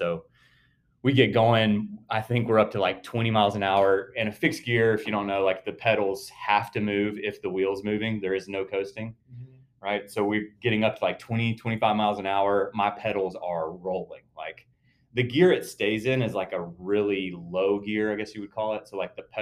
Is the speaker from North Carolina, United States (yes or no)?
yes; North Carolina, United States; moved away as an adult; now in Atlanta, United States; I'm originally from North Carolina